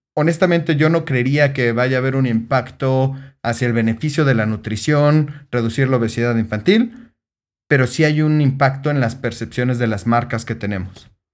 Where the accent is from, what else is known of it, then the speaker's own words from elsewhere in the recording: Mexico City, Mexico; soy de Ciudad de México